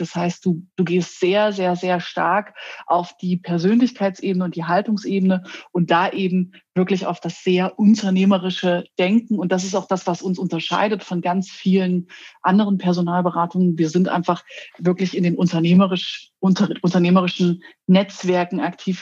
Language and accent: German; Querfurt, Saxony-Anhalt, Germany; now in Berlin, Germany; in meine Heimatstadt nach Querfurt in Sachsen-Anhalt